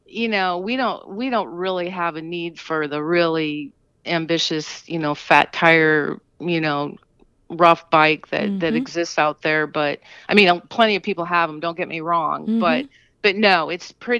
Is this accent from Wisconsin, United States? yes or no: yes; Racine, Wisconsin, United States; I'm from Racine, Wisconsin